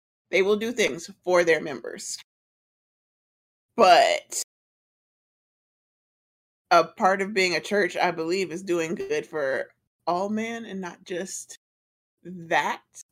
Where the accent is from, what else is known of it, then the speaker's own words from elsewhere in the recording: College Park, Georgia, United States; I'm from College Park